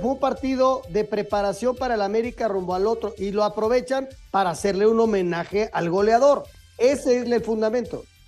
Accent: Mexico; Yo soy mexicano

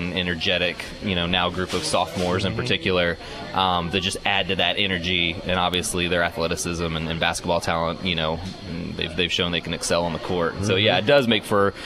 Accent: Indiana, United States; moved away as an adult; now in Michigan, United States; when I was growing up in Indiana

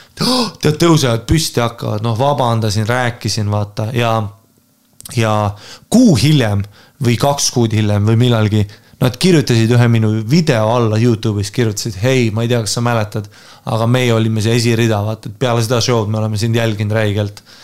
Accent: Estonia; ma olen Eestist

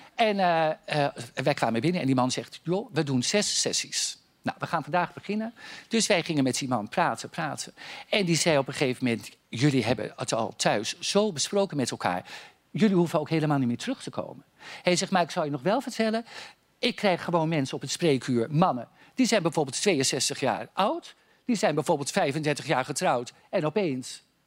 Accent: Noordwijkerhout, South Holland, Netherlands; ik ben natuurlijk geboren in Noordwijkerhout

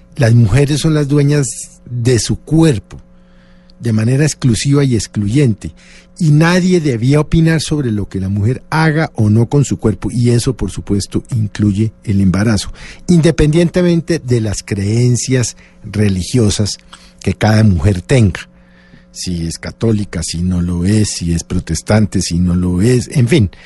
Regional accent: Colombia; como colombiano

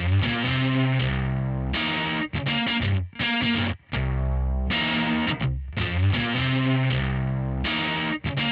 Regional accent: Australia; also born or lived in Port Macquarie, New South Wales; It's doubly weird being Australian. I live in the state of New South Wales

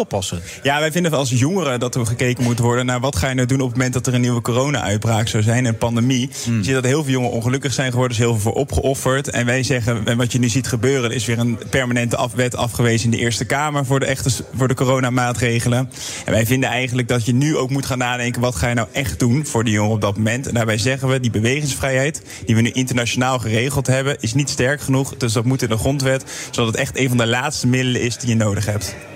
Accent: Netherlands; wij als Nederlanders

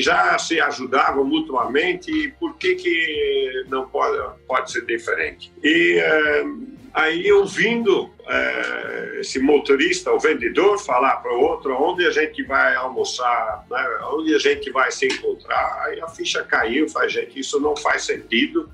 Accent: Brazil; eu também sou brasileiro

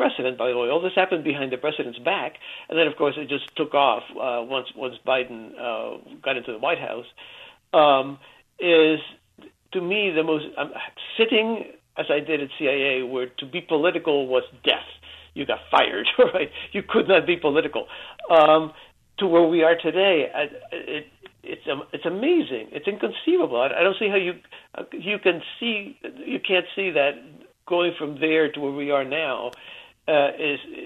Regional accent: Cuba; moved away; I was born in Cuba

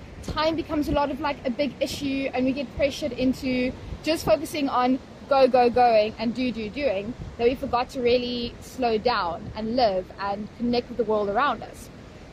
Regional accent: Potchefstroom, North West, South Africa; moved away as an adult; now in Cape Town, South Africa; I grew up in town in Potch.

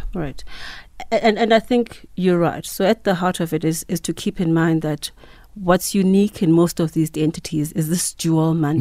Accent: Mthatha, Eastern Cape, South Africa; also born or lived in Mount Frere; I grew up in the Eastern Cape, uh, Mthatha.

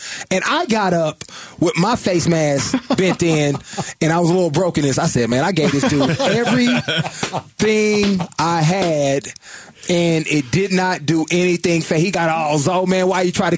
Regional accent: the Bay Area, California, United States; I'm from the Bay.

